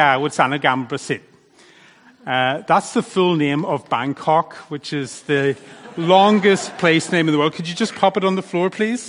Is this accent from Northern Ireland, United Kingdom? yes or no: yes; Northern Ireland, United Kingdom; accent: Northern Irish; now in Thailand; my Northern Irish accent